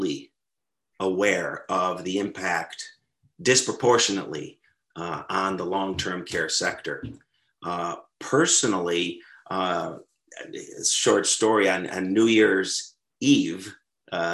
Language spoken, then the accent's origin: English; Western New York State, United States; moved away; also born or lived in London, England; I grew up in Western New York State, not an overly exciting place, but geographically beautiful.